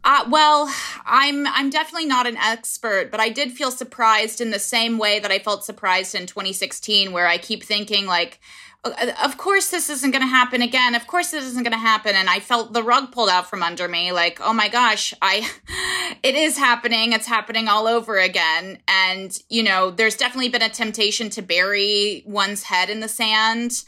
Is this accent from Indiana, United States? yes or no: yes; Indiana, United States; moved away as an adult; now in New York City, United States; my home state of Indiana